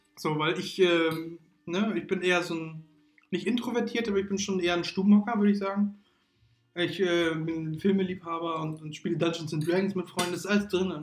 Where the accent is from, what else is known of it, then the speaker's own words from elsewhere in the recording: Hamburg, Germany; Wir sind gebürtige Hamburger. Wir äh, leben leider nicht so, oder wir sind auch aufgewachsen, leider nicht so tollen Teil des Ham von Hamburg